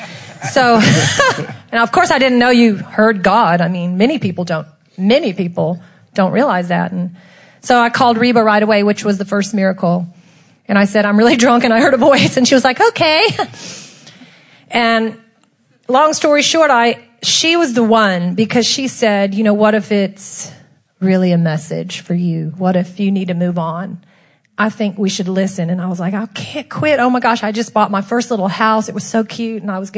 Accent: Texas, United States; From Texas.

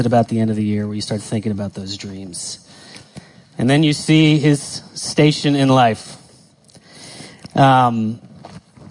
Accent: United States; I grew up in the States

